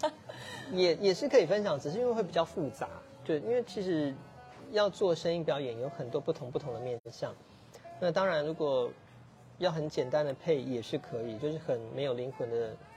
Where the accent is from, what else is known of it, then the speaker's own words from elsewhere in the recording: Kaohsiung, Taiwan; moved away as an adult; now in Taipei, Taiwan; 我一直是延长小孩，所以以前，以前在盐城最繁华跟最落魄的时候，我都在这经历过